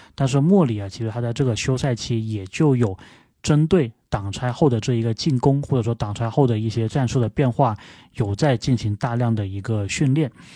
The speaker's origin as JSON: {"language": "Chinese", "town": "Guangzhou", "region": "Guangdong", "country": "China", "said": "我是广州人"}